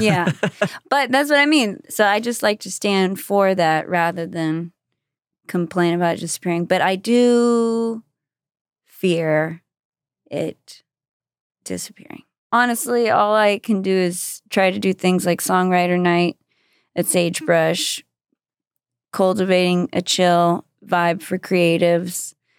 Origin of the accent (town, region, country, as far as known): Austin, Texas, United States; born or raised there; moved away as an adult; also born or lived in Brownsville, Texas / Los Angeles